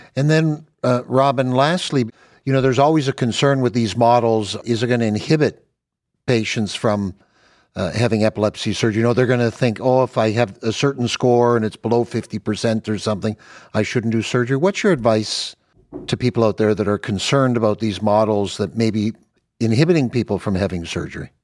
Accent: Canada; now in United States; I'm Canadian

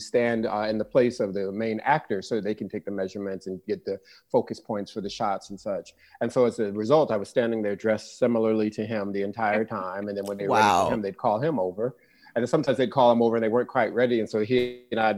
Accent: Los Angeles, California, United States; I'm a little, you know, black kid from South Central LA working with ….

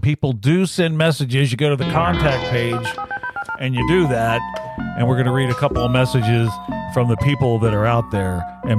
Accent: Louisiana, United States; I grew up in Louisiana, so up theirs if they can't take a joke.

